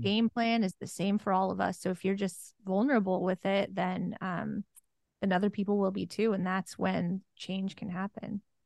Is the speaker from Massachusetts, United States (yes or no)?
no; Oregon, United States; moved away; I'm from Oregon, born and raised